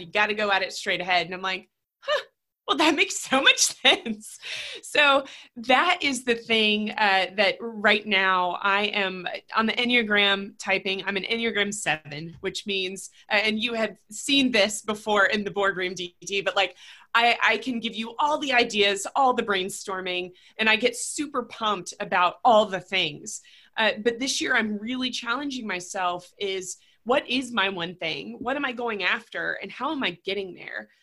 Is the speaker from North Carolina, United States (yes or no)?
yes; Raleigh, North Carolina, United States; I, am born and raised in Raleigh. I still have family here